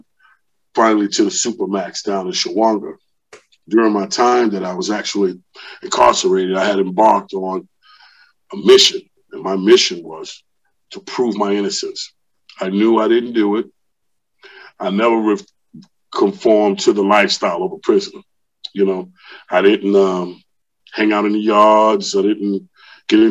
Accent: New York City, New York, United States; moved away as an adult; also born or lived in Queens, New York City; now in Georgia, United States; I was born in Queens, Hollis, Queens. And then I moved into Brooklyn in the late 70s, where I was raised off of Marcy Avenue in Brooklyn

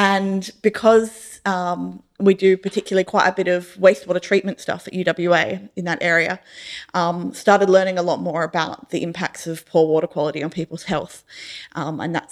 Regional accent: Rockingham, Western Australia, Australia; I grew up in Rockingham

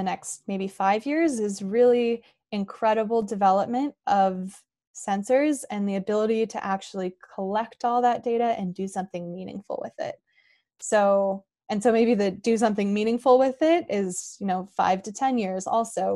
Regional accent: Northern California, United States; I grew up in Northern California, actually pretty far from the ocean, up in the mountains

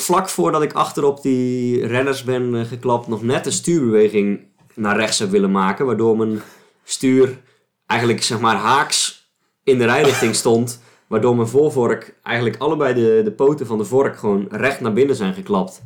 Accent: Alblasserwaard, South Holland, Netherlands; de Amblassenwaard waar ik, eh, waar ik opgegroeid ben

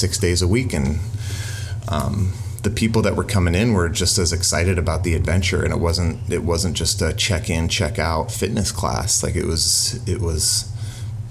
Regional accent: Toronto, Ontario, Canada; growing up in Toronto, the city, the culture, and the community is one of the most prideful things I have

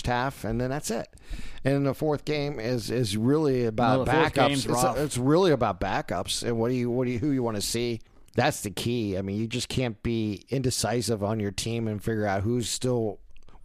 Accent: United States; as an American

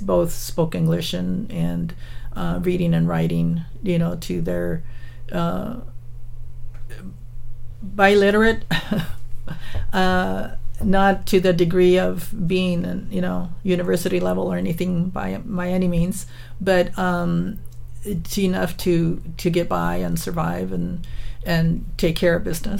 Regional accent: Salinas, California, United States; I was born in Salinas. And as you know, it's like 50 miles south of San Jose here. And but my my grandparents and my parents were migrant workers up until I was about I would say about 10 or 11 years old

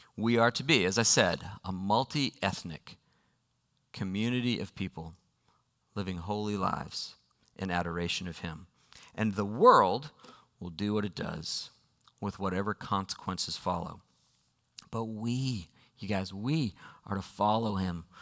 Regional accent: United States; I am an American

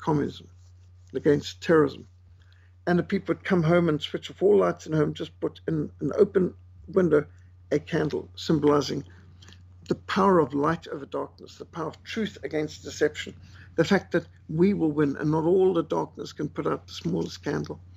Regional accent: Zimbabwe; also born or lived in South Africa; growing up in Rhodesia

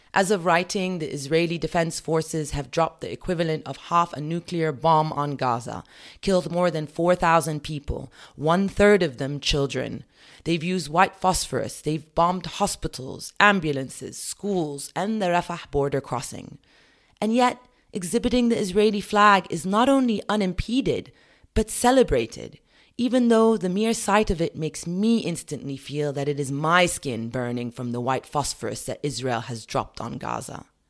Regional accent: United Kingdom; As a British citizen

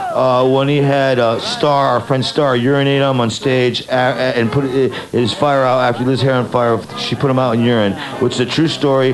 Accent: Detroit, Michigan, United States; we grew up in Detroit

